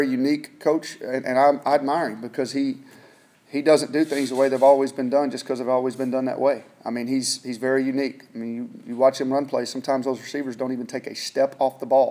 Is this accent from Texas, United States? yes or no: yes; Texas, United States; moved away as an adult; now in Kansas, United States; I grew up in Texas